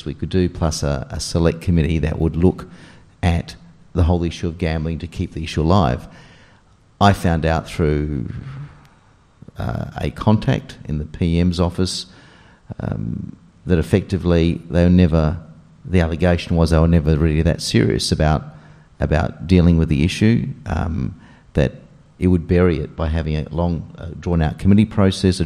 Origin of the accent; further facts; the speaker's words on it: South Australia, Australia; my home state of South Australia